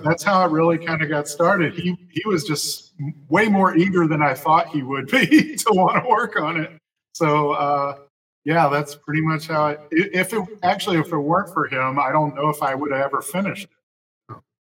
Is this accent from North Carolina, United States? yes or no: no; Jackson, Tennessee, United States; also born or lived in California / Memphis, Tennessee / Nashville, Tennessee; So Tennessee's the only home I ever